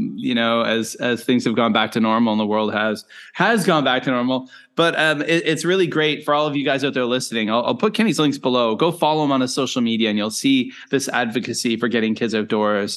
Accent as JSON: {"language": "English", "region": "Nova Scotia", "country": "Canada", "tie": "born or raised there", "also_born_or_lived": "South Korea / Japan / China", "moved": "as an adult", "lives_now": "Penang, Malaysia", "said": "I grew up in Eastern Canada, Nova Scotia"}